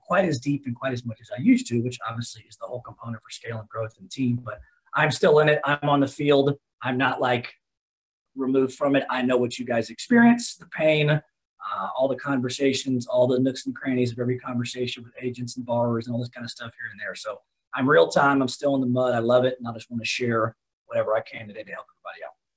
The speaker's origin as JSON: {"language": "English", "town": "Dallas", "region": "Texas", "country": "United States", "tie": "born or raised there", "also_born_or_lived": "Lubbock, Texas", "said": "Right now, I'm in Lubbock. I have another branch up here, but born and raised in Dallas."}